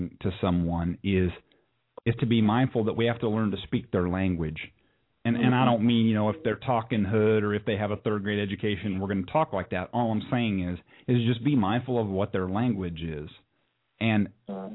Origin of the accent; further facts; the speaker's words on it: San Diego, California, United States; now in Tennessee, United States; I grew up in Southern California. I grew up in the San Diego area